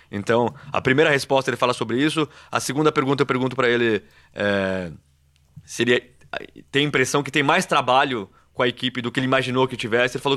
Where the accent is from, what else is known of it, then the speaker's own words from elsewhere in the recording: Brazil; E eu sou brasileiro